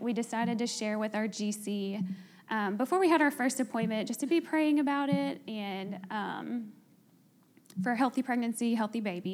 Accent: North Alabama, United States; moved away as an adult; now in Birmingham, United States; We're both from North Alabama and don't have family here.

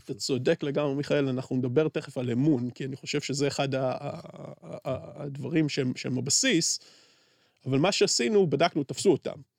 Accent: Beersheba, Southern District, Israel; אני בתור באר שבעי שגדל בשכונת פשע

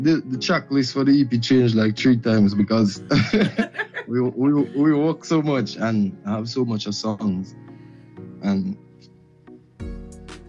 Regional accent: Grenada; I'm from Grenada

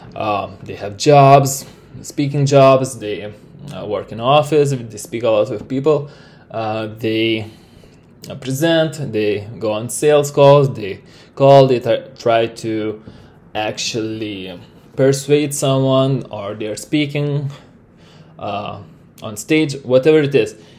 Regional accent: Lithuania; first language Lithuanian; English is a second language; I am from Lithuania

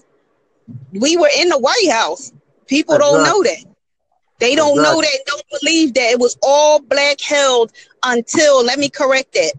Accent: Camden, New Jersey, United States; also born or lived in Philadelphia; now in South Jersey, United States; I grew up in Camden, New Jersey

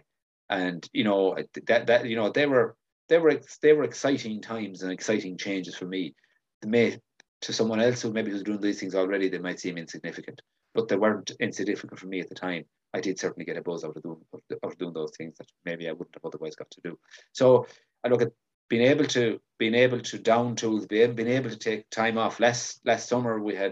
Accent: Galway, Connacht, Ireland; I'm from Galway

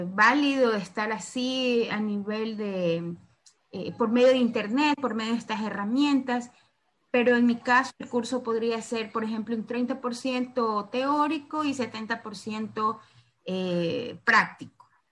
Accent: Santa Elena, Ecuador; yo también soy de Ecuador, pero soy de la parte costera, de la provincia de Santa Elena

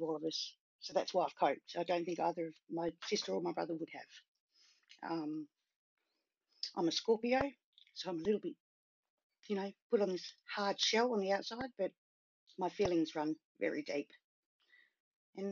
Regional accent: Sydney, New South Wales, Australia; also born or lived in Cambridge, England; I was born in Cambridge, England. My family emigrated as permanent residents to Sydney in 1972. So I wasn't even 2 years old

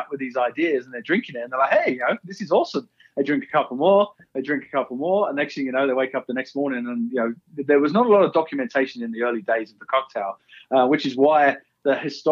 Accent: Essex, East of England, United Kingdom; moved away as an adult; now in Park City, United States; So originally I'm from England, Essex, just east of London

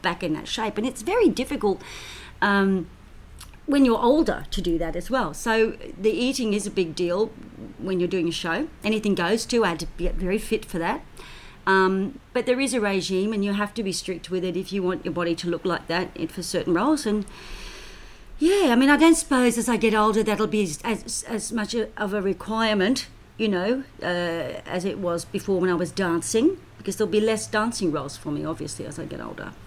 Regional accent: Australia; also born or lived in United Kingdom; came to Australia when I was four and a half. So, and of course, I'm an Australian citizen.

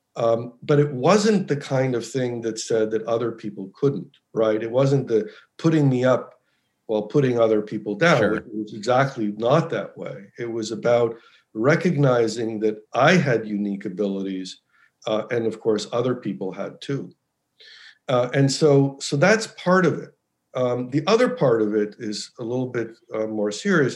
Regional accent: United States; I actually grew up in the U.S. I was born in the U.S.

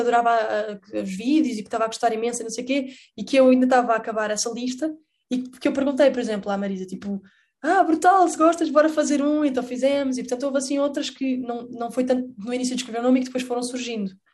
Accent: Portugal; eu cresci a ver Doraemon, que era em castelhano por alguma razão em Portugal

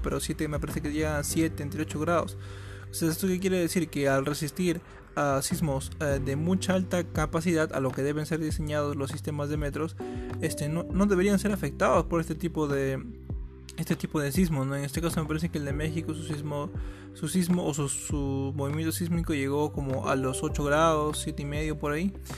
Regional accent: Peru; nosotros somos de Perú, acá en Perú

